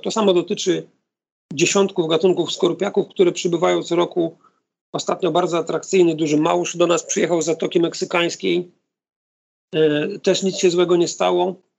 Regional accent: Gdynia, Pomeranian Voivodeship, Poland; Mieszkam od urodzenia w Gdyni, e, w odległości 200 metrów od plaży

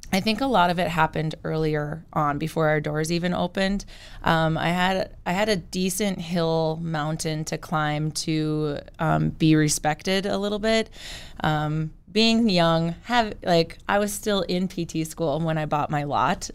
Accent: Killdeer, North Dakota, United States; moved away as an adult; now in Bismarck, United States; I am originally from Kildare, and so I did, I grew up there.

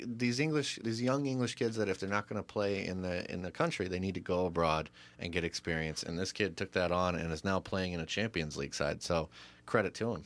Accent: United States; As an American

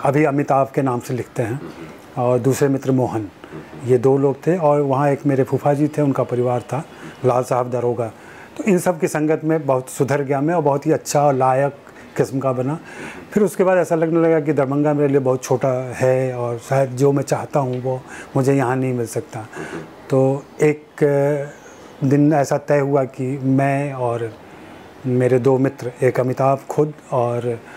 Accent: Chapra, Bihar, India; born there; मैं बिहार में छपरा में पैदा हुआ आ, छपरा मेरा ननिहाल हुआ

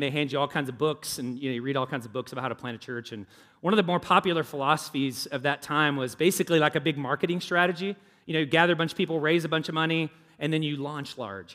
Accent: the South, United States; now in Indianapolis, United States; I grew up in the South.

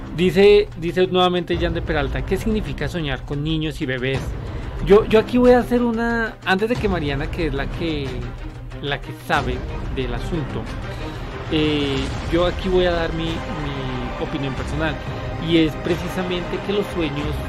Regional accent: Colombia; moved away; ya me hace falta mi tierra

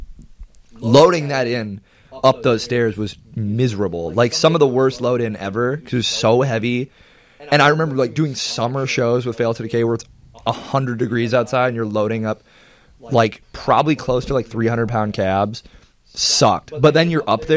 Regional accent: United States; my hometown, I still live there

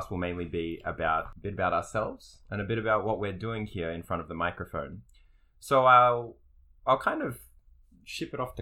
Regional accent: Melbourne, Victoria, Australia; So we're from Melbourne, Australia. Is where we're from

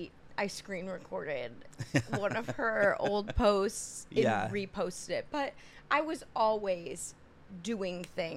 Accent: White Lake, Michigan, United States; moved away as an adult; also born or lived in Ann Arbor, Michigan; now in New York City, United States; So I'm from Michigan, like a small town in Michigan, White Lake, Michigan. But I was a theater kid growing up.

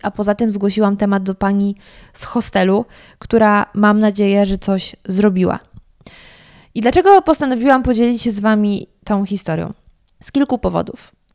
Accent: Sudetes, Lower Silesian Voivodeship, Poland; ja pochodzę z tamtych stron

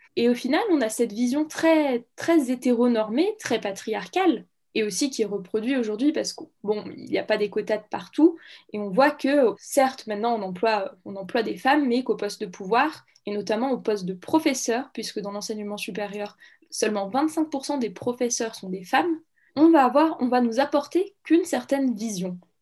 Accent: Saint-Étienne, Auvergne-Rhône-Alpes, France; je viens de Saint-Étienne

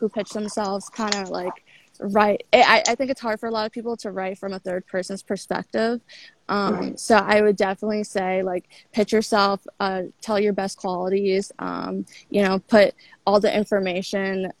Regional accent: Washington, District of Columbia, United States; moved away as an adult; now in New York City, United States; I'm from DC, the DC area, which is where I'm at right now. But I live in New York City. I've been living there for 7 years

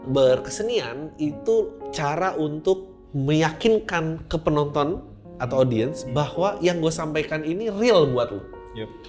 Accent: Jakarta, Indonesia; born there; sangat Jakarta banget ya karena gue lahir di Jakarta

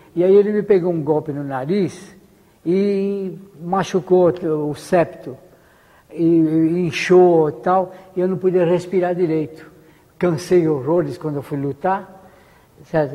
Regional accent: Brazil; Como brasileiro

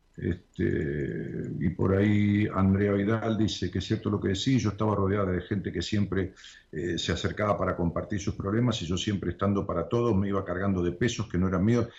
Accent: Haedo, Buenos Aires Province, Argentina; Aedo, Aedo es, donde nací.

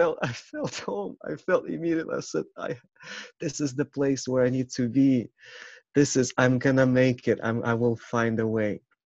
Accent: Ukraine; English is a second language; it didn't make sense that I look dark, black, and I'm from Ukraine.

